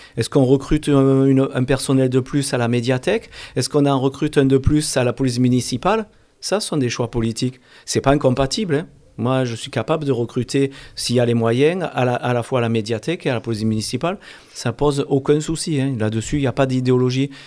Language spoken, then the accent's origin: French; Alès, Occitania, France; also born or lived in Montpellier; je suis alésien à la base. Hein. Je suis né à Alès, à Saint-Christol depuis quand j'avais l'âge de 5 ans sur Saint-Christol